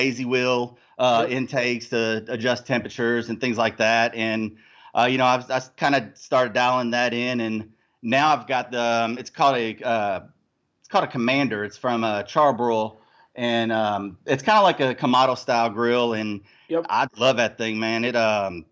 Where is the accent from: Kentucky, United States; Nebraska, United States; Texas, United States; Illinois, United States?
Kentucky, United States; Louisville; I'm from Louisville, Kentucky.